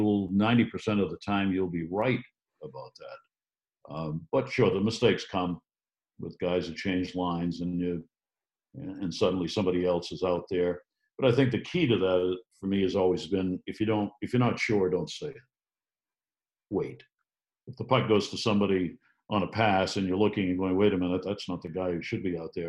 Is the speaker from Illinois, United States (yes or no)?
no; Maine, United States; growing up in Maine